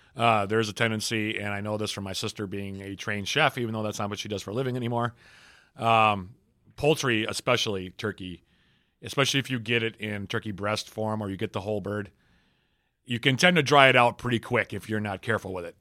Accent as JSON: {"language": "English", "town": "Minneapolis", "region": "Minnesota", "country": "United States", "tie": "born or raised there", "moved": "yes", "said": "my hometown, which is Minneapolis"}